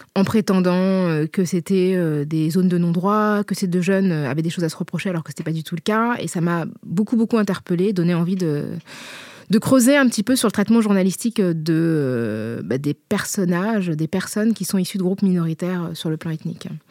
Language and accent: French; Paris, Île-de-France, France; also born or lived in La Courneuve; je suis née euh, à Paris, où j'ai grandi et où j'ai euh, toujours vécu